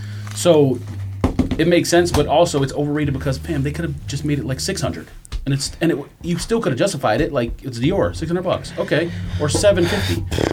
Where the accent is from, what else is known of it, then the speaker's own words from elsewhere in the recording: Los Angeles, California, United States; growing up in Los Angeles.